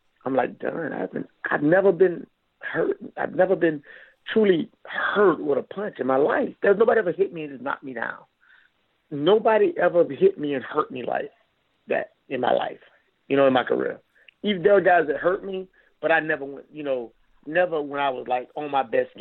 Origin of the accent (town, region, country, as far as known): Florida, United States